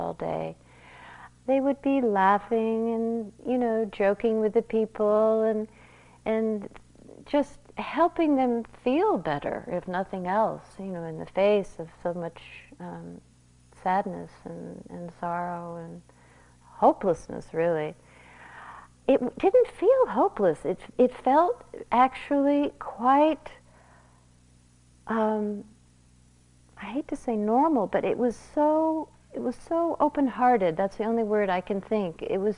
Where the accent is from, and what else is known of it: United States